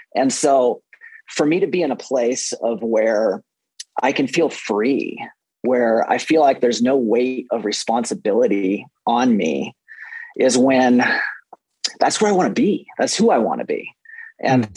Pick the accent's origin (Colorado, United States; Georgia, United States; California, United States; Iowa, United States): Colorado, United States; Fort Collins; I am from Fort Collins, Colorado